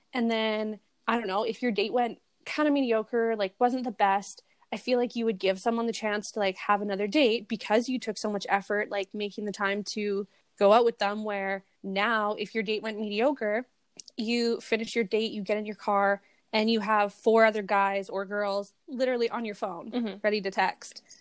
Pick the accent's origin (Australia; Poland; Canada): Canada; accent: Canadian redneck; a fucking Canadian redneck accent